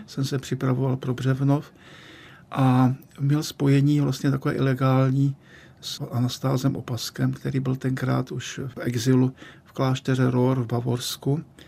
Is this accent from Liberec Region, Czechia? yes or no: no; Český Těšín, Moravian-Silesian Region, Czechia; moved away as an adult; now in Prague, Czech Republic; když jsem se vracel z Litoměříc do svého rodného českého Těšína